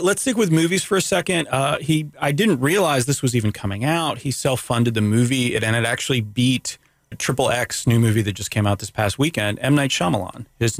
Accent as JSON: {"language": "English", "town": "Daytona Beach", "region": "Florida", "country": "United States", "tie": "born or raised there", "said": "growing up in Daytona"}